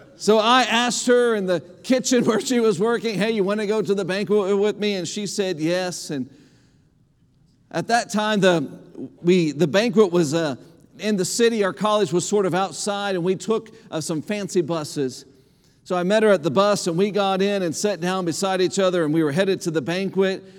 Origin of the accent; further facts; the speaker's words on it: Indiana, United States; moved away as an adult; now in Lompoc, United States; the county that I grew up in in Indiana